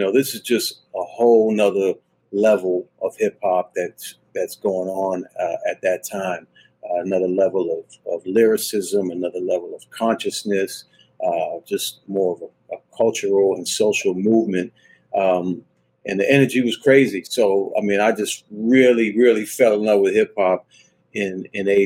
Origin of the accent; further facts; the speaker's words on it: Washington, District of Columbia, United States; I grew up in Washington, D.C.